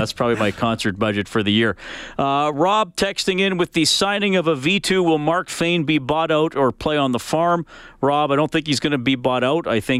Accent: Evansburg, Alberta, Canada; growing up in Evansburg, Alberta.

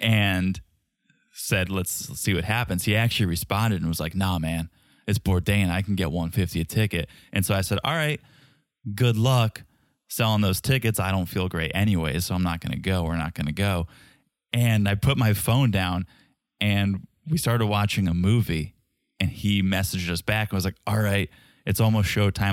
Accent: Connecticut, United States; I grew up in Connecticut, six-hour drive to Montreal

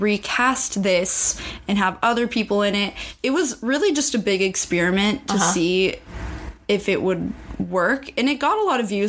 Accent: Seattle, Washington, United States; moved away as an adult; now in Los Angeles, United States; I'm from Seattle area originally

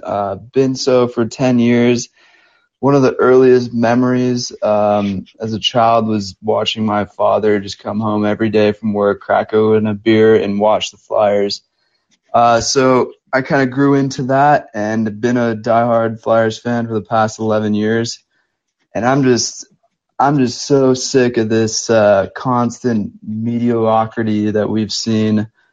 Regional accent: California, United States; I'm from California

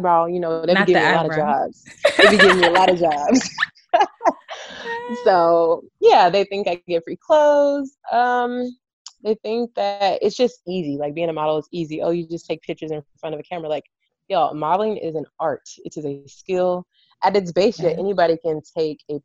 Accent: Rowlett, Texas, United States; moved away; in Rowlett, where we're from

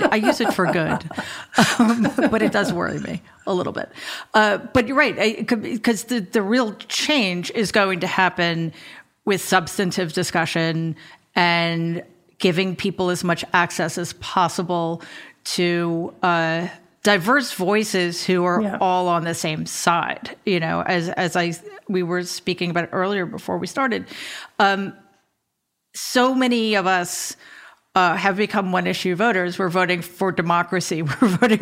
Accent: New York City, New York, United States; I grew up in Jamaica, Queens

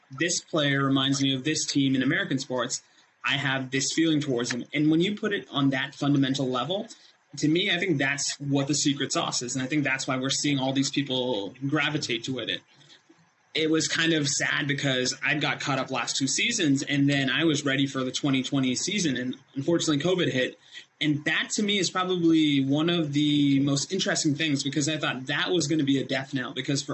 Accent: India; moved away; when I was raised in India, my uncle and probably the family member closest to me in age decided that his nephew should be able to say the ABCs

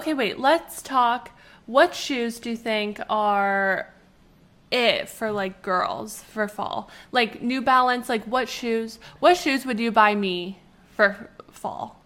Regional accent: Canada; we're from Canada

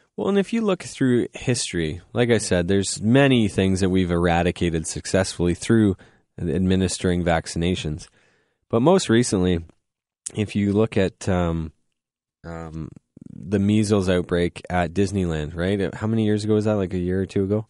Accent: Goderich, Ontario, Canada; now in London, Canada; I'm from Goddard's

